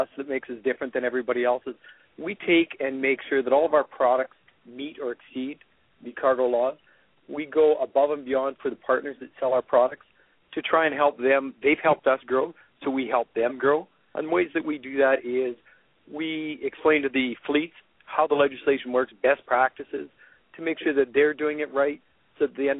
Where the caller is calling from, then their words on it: Calgary, Alberta, Canada; I'm actually in Calgary, Alberta right now.